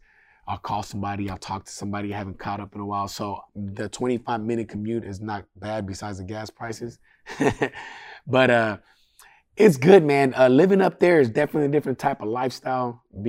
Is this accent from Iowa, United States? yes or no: no; Sacramento, California, United States; I'm still from Sac, brother. I just live over there.